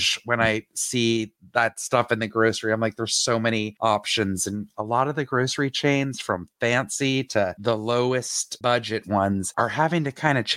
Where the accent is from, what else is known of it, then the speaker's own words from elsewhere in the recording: Atlanta, Georgia, United States; I grew up in Atlanta